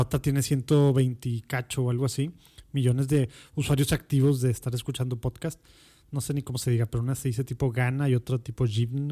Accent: Monterrey, Nuevo León, Mexico; also born or lived in Mexico City; Soy regio, regio, regio. De la Conchita. Era el, único hospital.

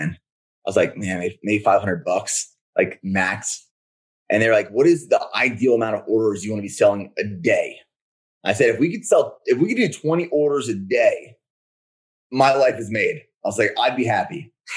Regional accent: Pennsylvania, United States; I'm from Pennsylvania originally

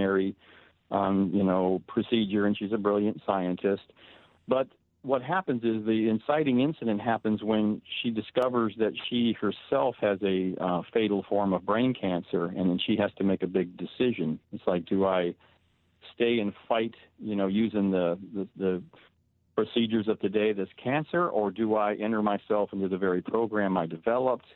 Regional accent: Tempe, Arizona, United States; moved away as an adult; also born or lived in Canton, Ohio; now in Burbank, United States; I'm from Ohio. I was born in Canton, Ohio. Grew up in Tempe, Arizona, since the age of six

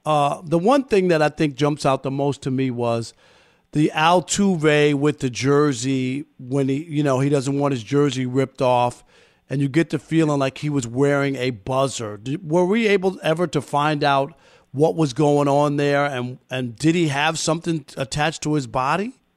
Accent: New York City, New York, United States; I wanted to f- play first base for the Mets growing up in Queens

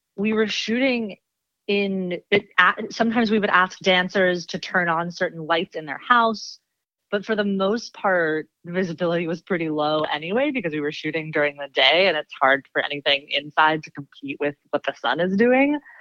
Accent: Washington, District of Columbia, United States; now in Los Angeles, United States; I live in L A, and I'm originally from Washington, D C.

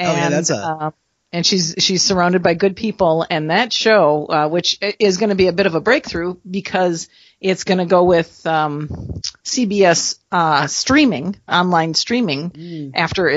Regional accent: Minnesota, United States; I am actually originally from Minnesota

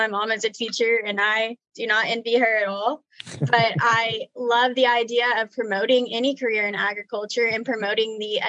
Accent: Texas, United States; also born or lived in Oklahoma / New Mexico / Arkansas; So I grew up on ranches and feed yards throughout Texas, Oklahoma, New Mexico, and Arkansas.

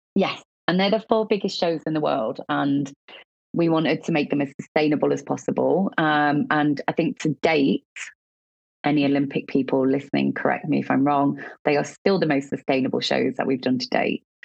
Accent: Midlands, United Kingdom; moved away; I was from a council estate in the Midlands that I'd never been out of the Midlands.

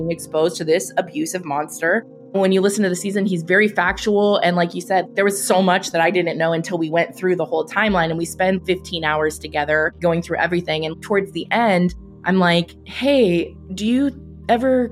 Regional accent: California, United States; I'm from California

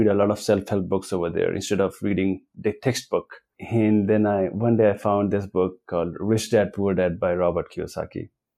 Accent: Patna, Bihar, India; also born or lived in New Delhi; now in Pune, India; Before Pune, I was in New Delhi for 9 years. But my hometown is in Patna.

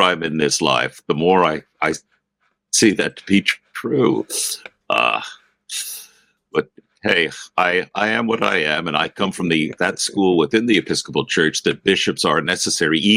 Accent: United States

